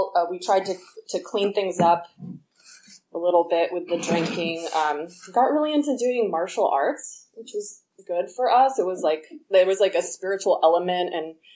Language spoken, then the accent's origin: English; the Bay Area, California, United States; I was born here in the Bay